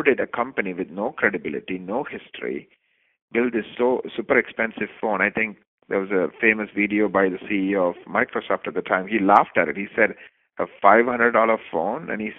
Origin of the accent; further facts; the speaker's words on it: Canada; I'm Canadian